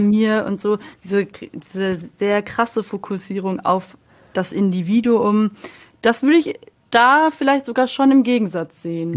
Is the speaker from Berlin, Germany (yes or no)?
no; Munich, Bavaria, Germany; Ich komme aus München